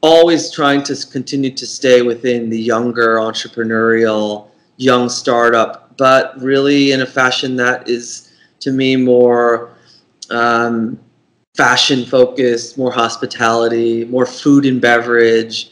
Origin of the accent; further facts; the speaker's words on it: outside of Boston, Massachusetts, United States; my hometown outside of Boston